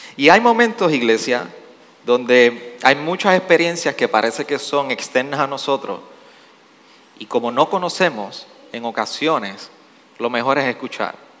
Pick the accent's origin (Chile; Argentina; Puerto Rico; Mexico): Puerto Rico; nosotros respondemos como puertorriqueños